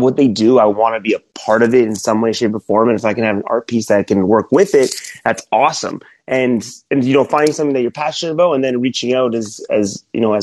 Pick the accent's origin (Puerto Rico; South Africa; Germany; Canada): Canada; Toronto, Ontario; moved away as an adult; also born or lived in Alabama; I'm from Toronto, Canada